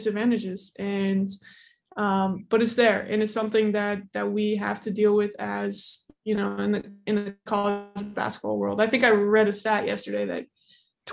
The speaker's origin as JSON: {"language": "English", "region": "Indiana", "country": "United States", "tie": "born or raised there", "said": "born and raised in Indiana"}